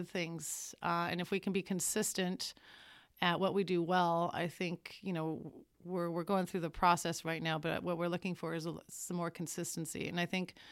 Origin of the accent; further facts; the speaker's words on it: Colorado, United States; moved away; I'm from Colorado